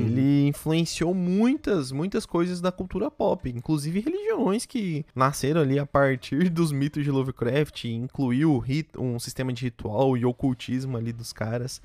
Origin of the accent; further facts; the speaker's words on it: Londrina, Paraná, Brazil; nós somos de Londrina